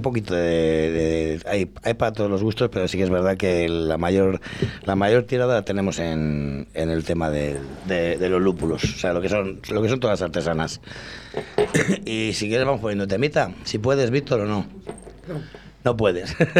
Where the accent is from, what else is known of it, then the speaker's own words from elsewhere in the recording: Llano de Olmedo, Castile and León, Spain; mi pueblo, que es Llano de Olmedo, que está muy cerquita